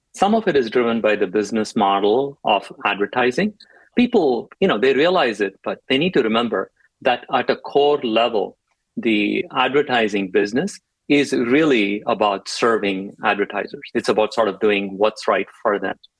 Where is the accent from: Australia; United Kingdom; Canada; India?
India; moved away as an adult; also born or lived in Chennai, India; now in United States; I grew up in India